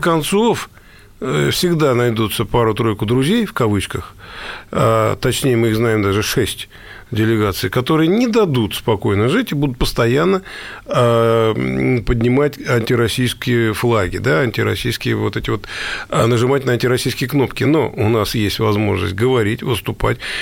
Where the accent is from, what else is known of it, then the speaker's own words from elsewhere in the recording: Russia; мы, россияне